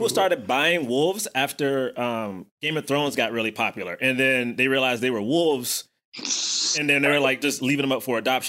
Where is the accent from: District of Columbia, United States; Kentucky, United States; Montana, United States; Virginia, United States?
District of Columbia, United States; Washington; also born or lived in Prince George's County, Maryland; I'm from Southeast.